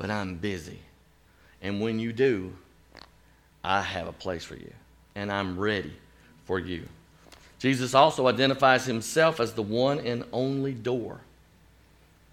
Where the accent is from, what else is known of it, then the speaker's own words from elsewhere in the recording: Chattanooga, Tennessee, United States; also born or lived in Chicago; my hometown of Chattanooga, Tennessee